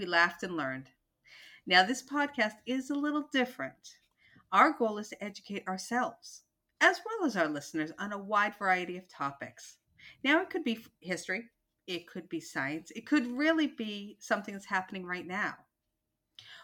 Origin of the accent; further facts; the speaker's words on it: Boston, Massachusetts, United States; I am from the Boston, Massachusetts area